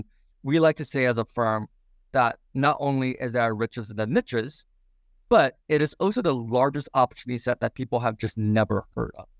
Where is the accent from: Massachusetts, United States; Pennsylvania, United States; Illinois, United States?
Illinois, United States; Champaign; I'm from Champaign, Illinois